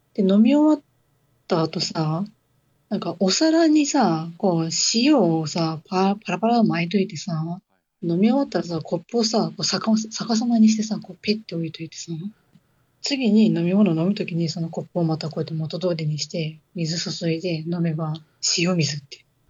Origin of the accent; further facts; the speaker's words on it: Hokkaido, Japan; now in Kyushu, Japan; 北海道、私の地元